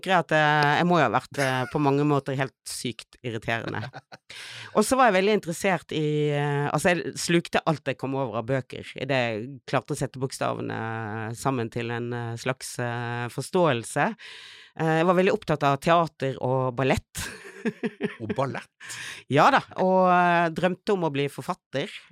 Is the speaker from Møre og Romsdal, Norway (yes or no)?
no; Bergen, Vestland, Norway; now in Oslo, Norway; jeg er fra Fana. Ah, utenfor ah, oh, Bergen. Nei, men det er viktig å presisere at jeg vokste opp i en bygd.